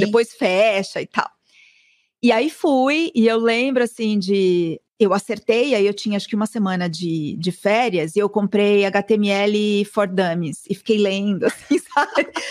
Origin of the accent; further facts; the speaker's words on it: São Paulo, Brazil; also born or lived in New York; eu sou de São Paulo, nascida no Ipiranga, então sou super paulistana